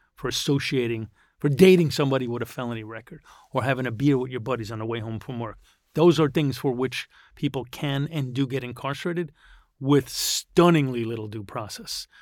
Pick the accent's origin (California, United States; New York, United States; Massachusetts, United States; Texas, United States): New York, United States; New York City; I grew up here in Green Point, I went to local high school